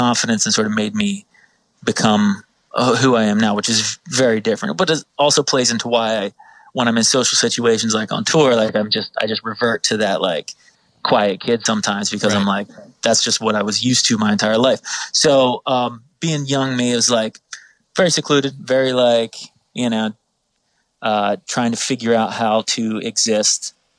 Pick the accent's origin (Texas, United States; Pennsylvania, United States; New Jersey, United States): New Jersey, United States; I'm from South Jersey.